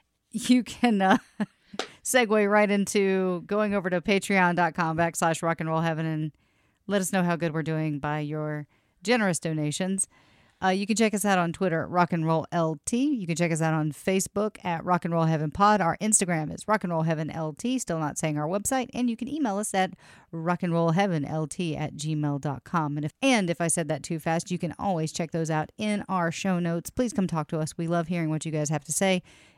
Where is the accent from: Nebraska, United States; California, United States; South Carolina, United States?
South Carolina, United States; I'm from South Carolina.